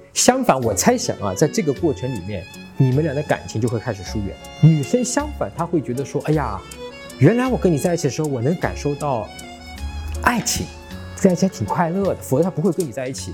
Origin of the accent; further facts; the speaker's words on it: China; 我们中国人